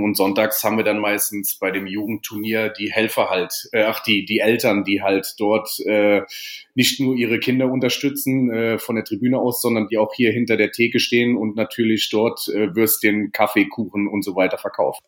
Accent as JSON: {"language": "German", "town": "Vallendar", "region": "Rhineland-Palatinate", "country": "Germany", "said": "Ich bin ja selber auch aus Fallender"}